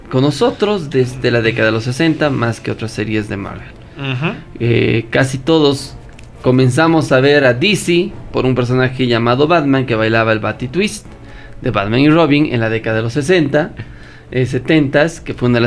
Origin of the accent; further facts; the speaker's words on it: Bolivia; Somos de Bolivia, señores. Somos bolivianos.